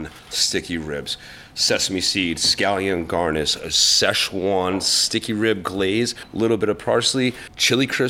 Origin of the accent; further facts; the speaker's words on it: Russell, Massachusetts, United States; I grew up in the hill towns